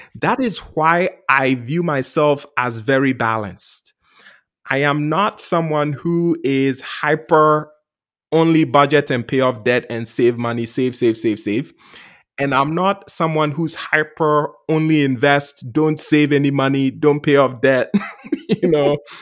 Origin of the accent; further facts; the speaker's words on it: Ghana; now in United States; I grew up in Ghana, West Africa. I came to the U S as an immigrant